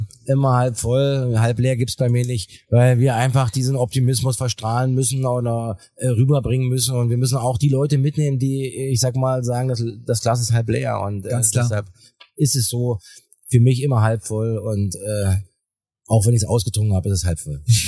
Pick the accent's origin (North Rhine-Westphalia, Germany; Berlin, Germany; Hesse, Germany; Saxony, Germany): Saxony, Germany; Weißwasser; bei uns in der Lausitz äh, wächst ja jeder mit einem Schlittschuh irgendwie auf